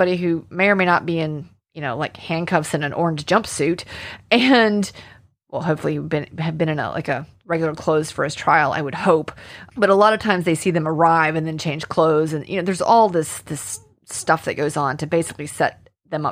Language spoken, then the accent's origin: English; Alabama, United States; accent: Southern drawl; I am from Alabama, and I grew up in Alabama, and boy, I can sound like I'm from Alabama